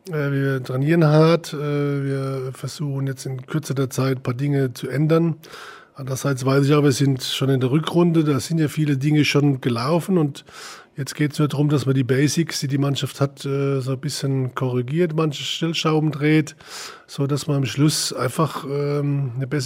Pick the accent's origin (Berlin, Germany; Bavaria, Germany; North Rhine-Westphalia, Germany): Bavaria, Germany; Leutershausen; Ich bin in Leutershausen groß geworden, das ist ein kleines Ort, äh, da war auch ein Traditionsverein